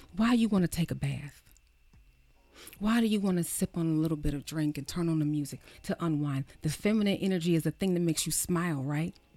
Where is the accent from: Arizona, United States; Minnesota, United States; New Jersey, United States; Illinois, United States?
New Jersey, United States; Baltimore City; I am from Baltimore City. I was raised in Jersey and from Baltimore City